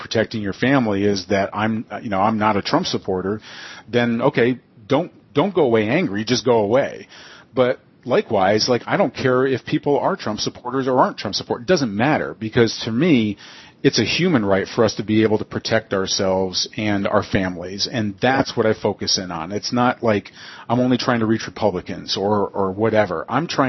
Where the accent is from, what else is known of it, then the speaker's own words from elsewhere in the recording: United States; I'm an American